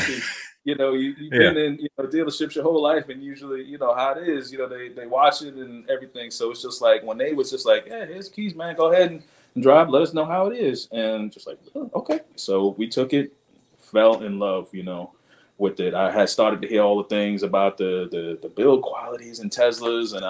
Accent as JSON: {"language": "English", "region": "New York", "country": "United States", "moved": "as an adult", "lives_now": "Huntsville, United States", "said": "I'm originally from New York"}